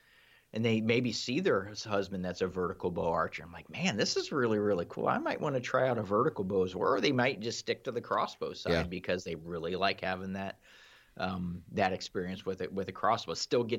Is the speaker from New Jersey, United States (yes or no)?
no; Ohio, United States; I'm from Ohio myself.